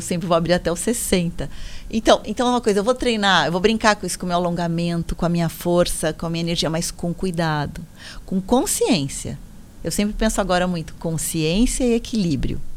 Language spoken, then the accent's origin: Portuguese; São Paulo, Brazil; Onde eu moro, ainda eu moro em São Miguel Paulista, que é na Zona Leste, ZL. Sou da ZL